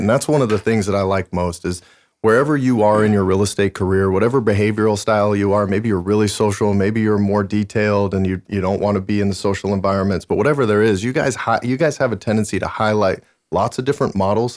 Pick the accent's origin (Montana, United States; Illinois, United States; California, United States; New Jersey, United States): Montana, United States; moved away; I was born and raised in Montana